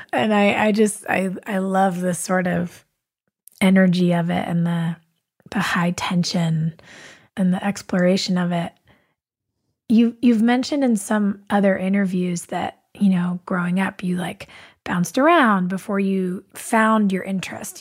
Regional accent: Southern California, United States; I grew up uh, in Southern California

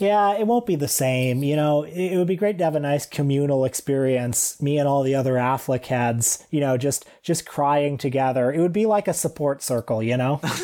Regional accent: Canada; as a Canadian male of a certain age

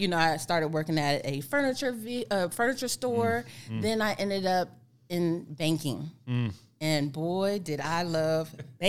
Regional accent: Whiteman Air Force Base, Missouri, United States; Yeah, so I grew up at Whiteman Air Force Base.

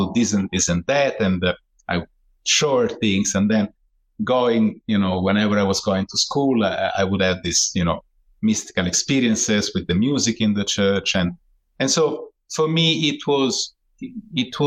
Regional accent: Italy; I was born in Italy

